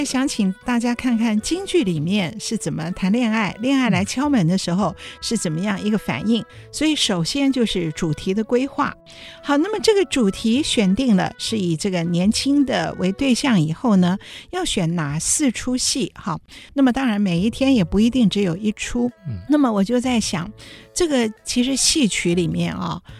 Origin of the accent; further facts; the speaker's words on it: Hsinchu, Taiwan; 新竹人，我是新竹人